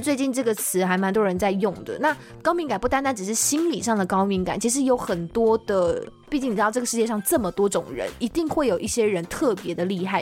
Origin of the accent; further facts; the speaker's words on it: Taiwan; 我是台湾人